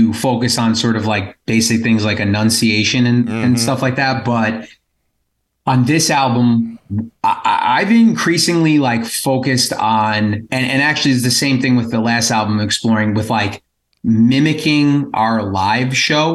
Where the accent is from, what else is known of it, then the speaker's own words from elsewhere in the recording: Long Island, New York, United States; We're from Long Island.